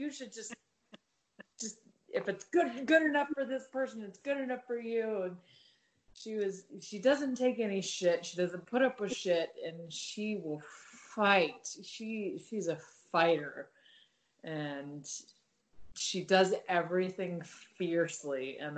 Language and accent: English; Utah, United States; well, when I was growing up in Utah, it was the gay Denny's in Salt Lake City